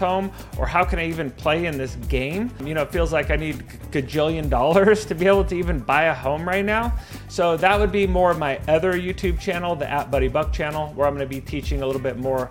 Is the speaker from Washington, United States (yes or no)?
yes; University Place, Washington, United States; now in Duvall, United States; I grew up in Tacoma, Washington, technically University Place